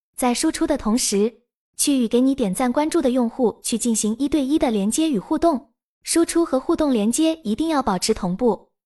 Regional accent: Nanjing, Jiangsu, China; also born or lived in Shanghai; 我是南京人，曾在上海工作了三年

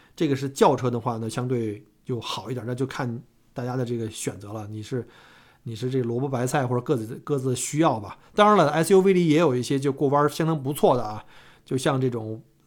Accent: China; now in Australia; 我们中国人

